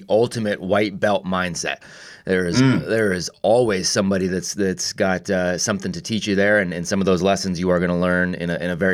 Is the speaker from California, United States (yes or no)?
yes; Vacaville, California, United States; also born or lived in Bay Area; I grew up in Vacaville.